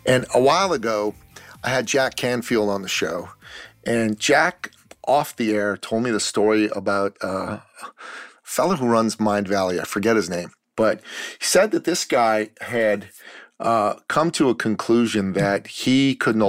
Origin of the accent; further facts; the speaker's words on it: Iran; moved away; I'm a Christian from the Middle East, from Iran. I left my country because I used to live in tyranny, and I came to the free West